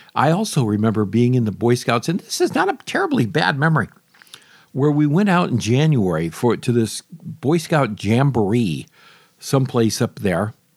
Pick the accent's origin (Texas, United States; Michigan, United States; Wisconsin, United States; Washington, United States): Michigan, United States; now in Florida, United States; Although I love Michigan, I'm from Michigan